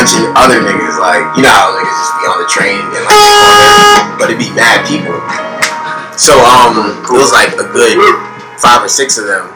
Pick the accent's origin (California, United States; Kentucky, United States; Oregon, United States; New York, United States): New York, United States; New York City; We grew up in Plant Hill, and then we moved to Far Rock.